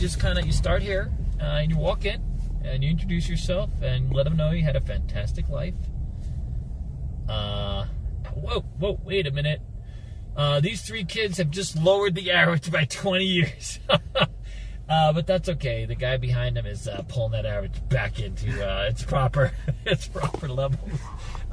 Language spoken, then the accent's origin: English; Northeast, United States; also born or lived in New York; now in Las Vegas, United States; Growing up in the Northeast